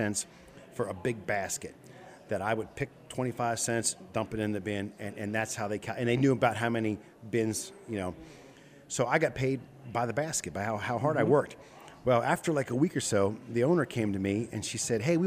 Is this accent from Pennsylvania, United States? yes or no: yes; Chambersburg, Pennsylvania, United States; I grew up in Chambersburg, just outside of town